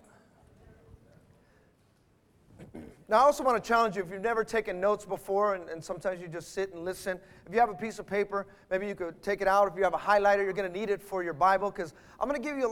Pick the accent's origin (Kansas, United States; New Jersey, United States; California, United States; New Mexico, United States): California, United States; Bay Area; moved away; I was from the Bay Area